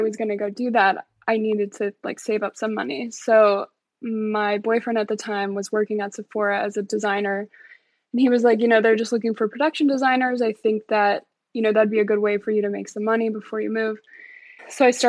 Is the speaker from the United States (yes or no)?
yes; Colorado, United States; I grew up in Colorado